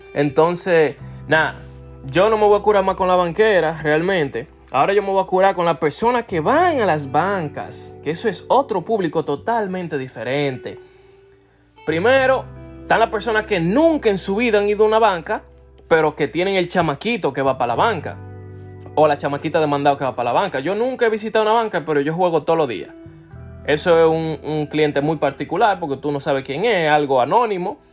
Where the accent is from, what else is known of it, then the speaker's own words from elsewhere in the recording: Dominican Republic; los dominicanos somos así, los dominicanos somos heavy